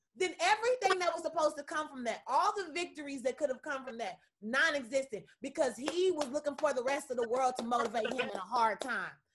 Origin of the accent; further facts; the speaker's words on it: Kansas City, United States; from KC